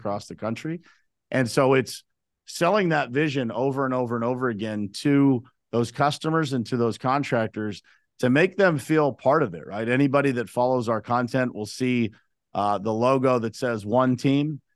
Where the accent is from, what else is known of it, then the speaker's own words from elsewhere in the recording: Uniontown, Pennsylvania, United States; I was born and raised in Uniontown, Pennsylvania